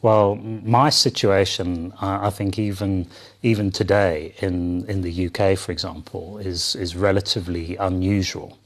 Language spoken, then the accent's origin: English; London, United Kingdom; moved away; I was born and bred in, in the U K, in London